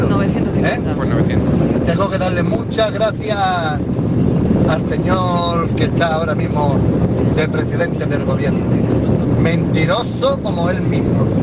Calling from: Vélez-Málaga, Andalusia, Spain; de Vélez.

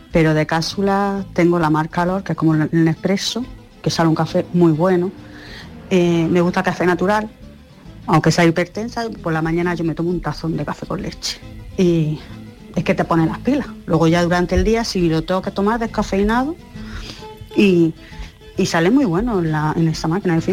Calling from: Almería, Andalusia, Spain; Buenos días … de Almería.

